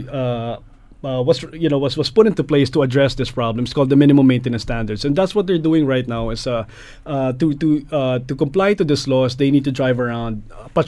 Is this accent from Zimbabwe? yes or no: no; Philippines; moved away as an adult; now in Canada; I came from the Philippines.